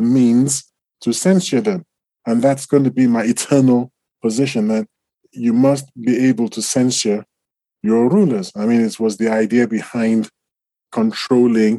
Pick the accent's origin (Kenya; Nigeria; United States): Nigeria; I'm Nigerian